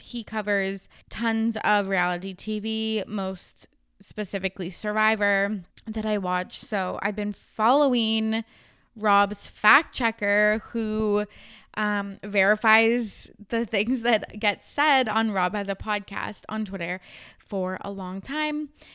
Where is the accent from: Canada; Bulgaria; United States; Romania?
Canada; Kamloops, British Columbia; moved away; I was home in my hometown Kamloops over Christmas break